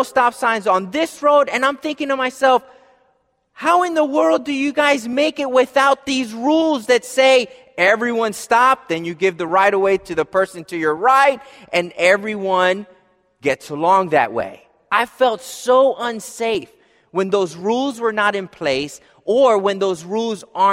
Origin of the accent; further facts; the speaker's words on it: Philadelphia, Pennsylvania, United States; I grew up in Philadelphia, as most of you know, and, you know, in the city